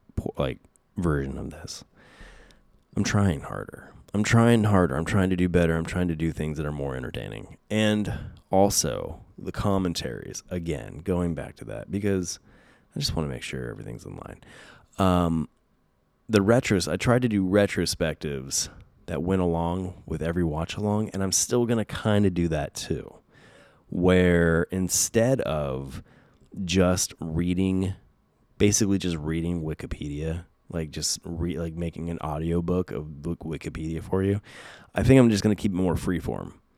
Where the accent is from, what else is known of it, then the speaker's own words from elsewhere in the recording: West Coast, United States; growing up on the West Coast